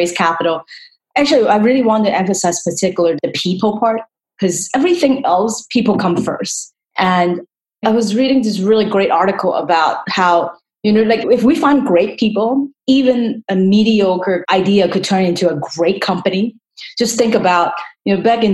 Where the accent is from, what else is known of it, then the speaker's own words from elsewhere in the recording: Hong Kong; now in United States; I'm actually born and raised in Hong Kong